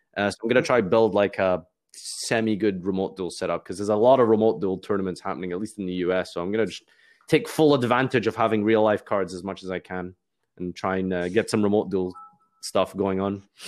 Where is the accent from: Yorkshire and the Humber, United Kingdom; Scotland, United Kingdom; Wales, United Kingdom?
Scotland, United Kingdom; Glasgow; I'm from Scotland